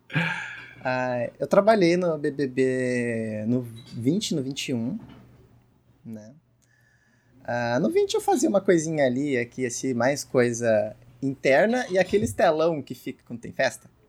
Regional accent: São Paulo, Brazil; eu sou de São Paulo

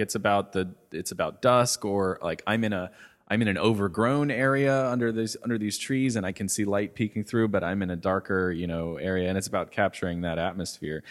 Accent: Cincinnati, Ohio, United States; I grew up in Cincinnati

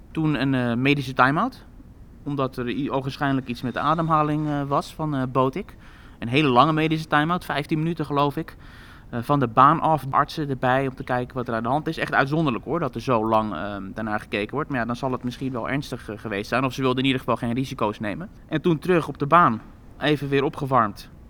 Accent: Netherlands; Want ja, dit toernooi associëren we toch grotendeels met haar. Eh, als Nederlanders zijn.

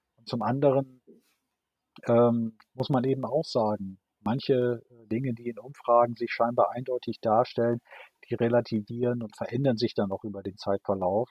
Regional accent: Friesoythe, Lower Saxony, Germany; moved away as an adult; also born or lived in Münster; now in Schleswig-Holstein, Germany; in meiner Heimatstadt Frieseute in Niedersachsen

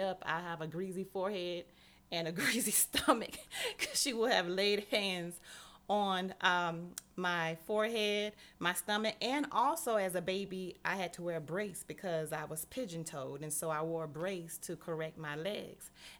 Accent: Miami, Florida, United States; I was born and raised in Miami, Florida

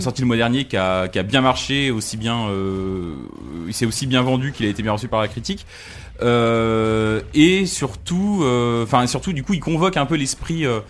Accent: France; chez nous en France

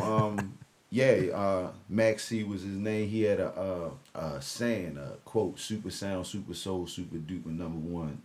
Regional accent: Annapolis, Maryland, United States; Annapolis, Maryland, born and raised

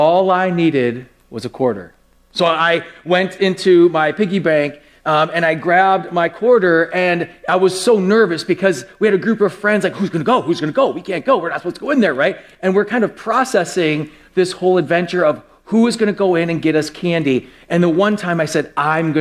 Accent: West Milwaukee, Wisconsin, United States; when I was very young, I grew up in West Milwaukee

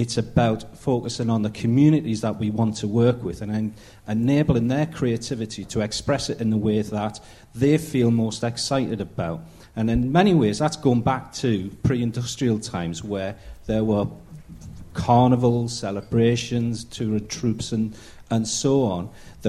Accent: Derby, East Midlands, United Kingdom; from Quarren Derby.

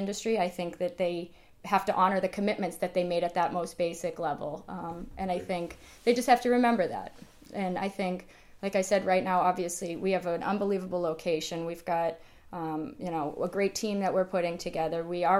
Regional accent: Boston, Massachusetts, United States; We're both from Boston, but we have mm-hmm. no real political ends.

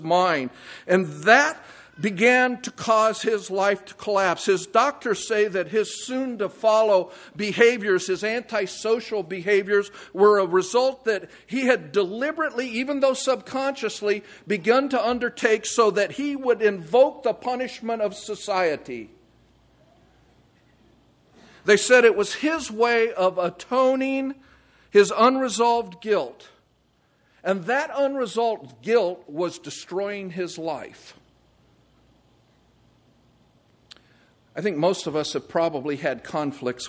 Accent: California, United States; moved away; I'm from California.

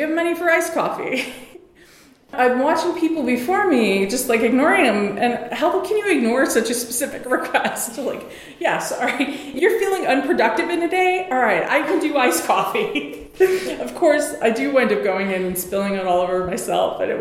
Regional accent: New York City, New York, United States; I grew up in New York City

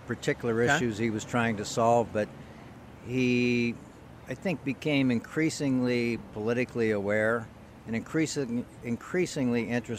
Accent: Beaver Falls, Pennsylvania, United States; I grew up here in western Pennsylvania in a town that many people are familiar with because it is the hometown of the one and only the legendary Broadway Joe Willie Namath. That would be Beaver Falls in Beaver County

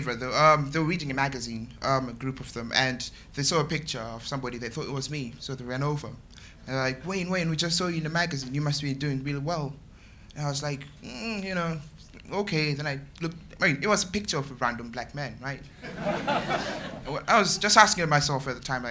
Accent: Zimbabwe; moved away as an adult; now in United Kingdom; I'm from Zimbabwe. I've been living here for 3 years.

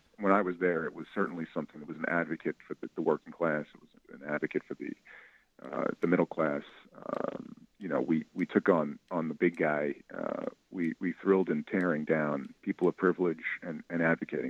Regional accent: New York City, New York, United States; I'm a kid from Staten Island

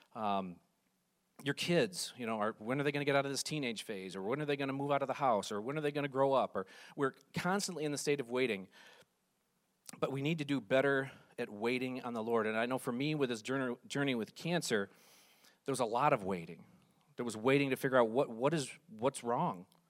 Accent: Ludington, Michigan, United States; I grew up in West Michigan in the town of Ludington.

